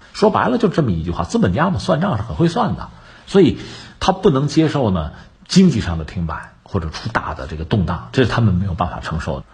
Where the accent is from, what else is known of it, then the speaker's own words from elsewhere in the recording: China; 我们中国人